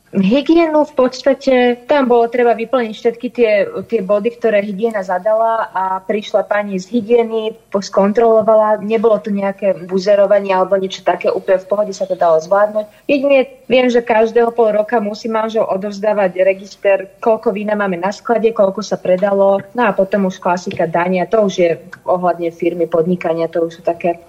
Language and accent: Slovak; Svätý Jur, Bratislava Region, Slovakia; My sme teda obidva zo Svetého Jura, to znamená, že obidva sme vyrastali vo vinárskych rodinách